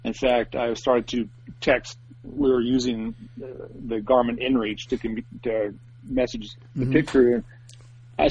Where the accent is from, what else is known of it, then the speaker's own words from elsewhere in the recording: Port Angeles, Washington, United States; I grew up on the west coast of Washington